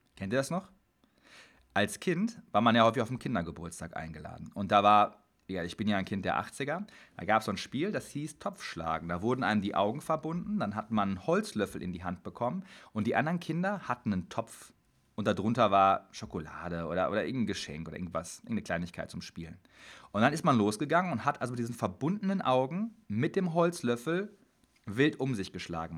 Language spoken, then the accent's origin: German; Dortmund, North Rhine-Westphalia, Germany; Ich komme aus Dortmund